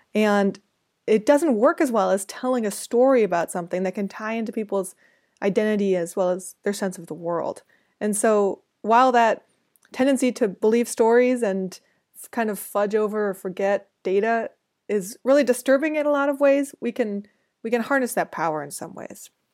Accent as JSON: {"language": "English", "country": "United States", "said": "I'm from the United States"}